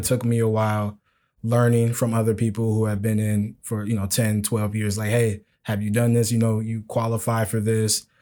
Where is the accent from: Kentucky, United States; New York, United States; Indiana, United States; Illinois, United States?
Illinois, United States; Chicago; moved away; I'm from Chicago